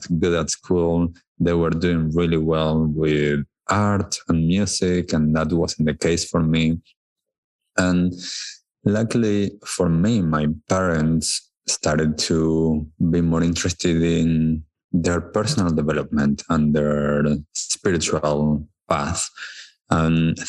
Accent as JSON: {"language": "English", "region": "Buenos Aires", "country": "Argentina", "tie": "born or raised there", "said": "I was born in Buenos Aires in Argentina. I was born to a wonderful family, wonderful parents, siblings, grandparents. It was a really nice childhood."}